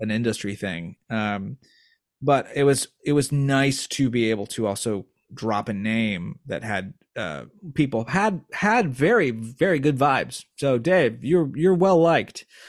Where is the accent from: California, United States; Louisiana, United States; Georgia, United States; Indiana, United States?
Indiana, United States; now in East Coast, United States; I grew up in Indiana